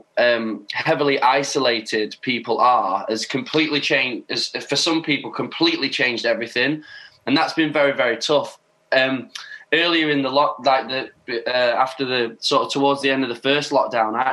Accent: Doncaster, Yorkshire and the Humber, United Kingdom; my hometown, Doncaster

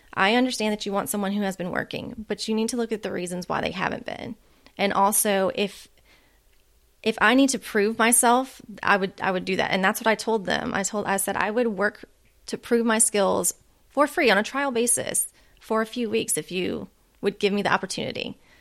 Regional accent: Louisiana, United States; moved away as an adult; my home state of Louisiana

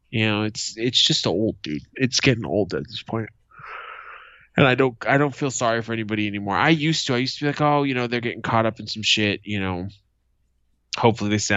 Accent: Boston, Massachusetts, United States; my hometown of Boston

